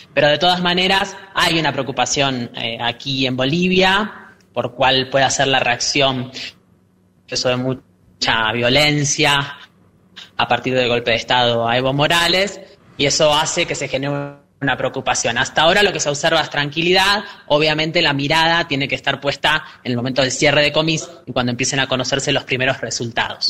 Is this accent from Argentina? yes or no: yes; Argentina; nosotros como ciudadanos argentinos, además parlamentarios